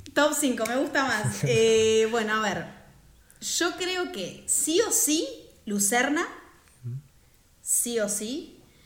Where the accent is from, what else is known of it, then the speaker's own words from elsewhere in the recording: Argentina; moved away as an adult; now in Switzerland; soy una argentina en Suiza